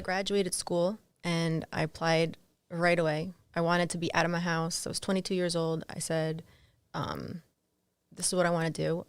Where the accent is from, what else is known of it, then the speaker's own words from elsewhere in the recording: East Brunswick, New Jersey, United States; I grew up in New Jersey.